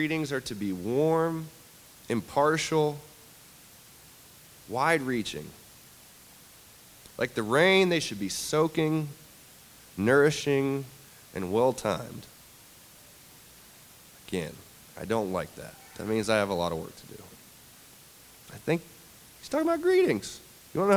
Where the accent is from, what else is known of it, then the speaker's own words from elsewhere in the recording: the South, United States; as a Southerner